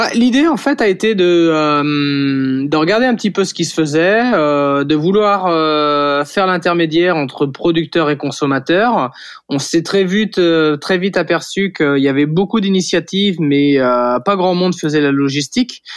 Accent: Saint-Jean-de-Monts, Pays de la Loire, France; also born or lived in Nantes; j'ai grandi à, Saint-Jean-de-Mont en Vendée, c'est sur la côte à, 45 minutes euh, d'ici de Nantes

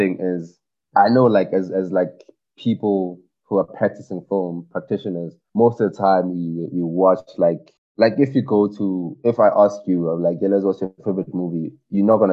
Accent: Ga-Rankuwa, Gauteng, South Africa; I'm from Karankuwa in Pretoria

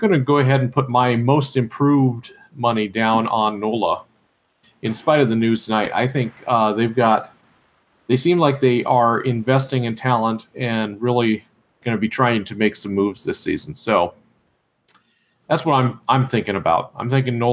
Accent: Midwest, United States; as a Midwesterner

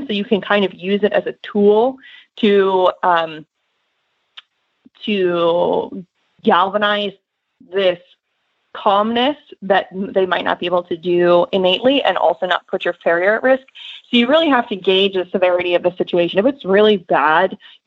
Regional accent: Northeast, United States; now in Lexington, United States; I grew up in the Northeast

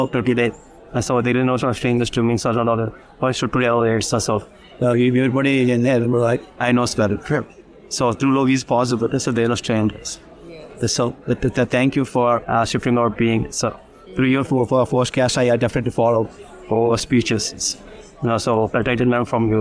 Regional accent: Hyderabad, Telangana, India; from Hyderabad

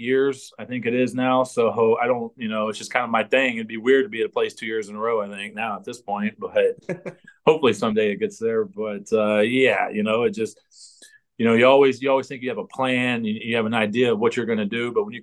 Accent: United States; moved away as an adult; now in Canada; as an American

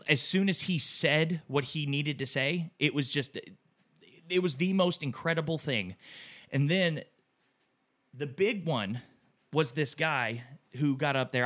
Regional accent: Texas, United States; growing up in Texas, you were obviously raised to think differently of people

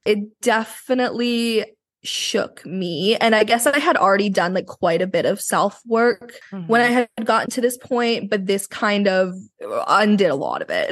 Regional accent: Vancouver, British Columbia, Canada; I was born here in Vancouver

